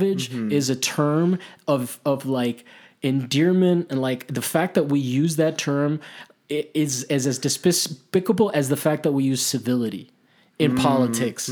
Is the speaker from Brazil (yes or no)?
no; Italy; now in United States; I grew up in Italy. I that's where I learned how to play soccer. I'm Hispanic